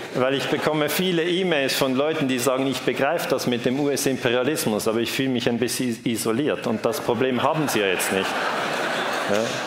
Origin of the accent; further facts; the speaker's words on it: Switzerland; ich darf das als Schweizer sagen